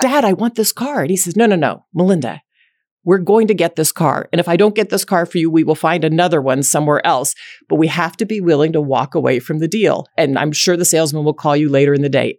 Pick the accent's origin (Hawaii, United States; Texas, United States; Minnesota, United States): Texas, United States; Dallas; grew up in Dallas, Texas, and raised by two very loving parents